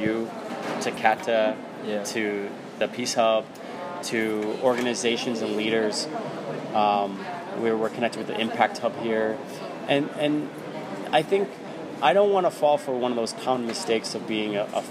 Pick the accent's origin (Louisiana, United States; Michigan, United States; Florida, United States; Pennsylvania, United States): Pennsylvania, United States; Philadelphia; also born or lived in New York; I was born in Philadelphia, city of brotherly love